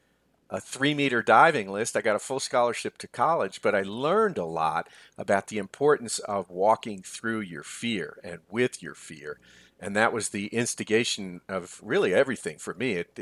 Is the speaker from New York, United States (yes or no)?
yes; New York, United States; I grew up not far from Columbia, actually, 18 miles from Manhattan. I grew up in Westchester County, New York